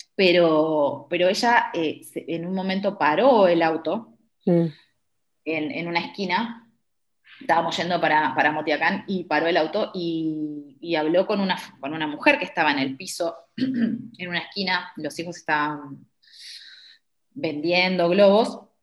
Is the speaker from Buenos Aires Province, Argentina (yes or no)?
yes; Buenos Aires Province, Argentina; moved away as an adult; also born or lived in Uruguay; now in India; me presentabas como bonaerense y para mí, claro, bonaerense quedó tan en el tiempo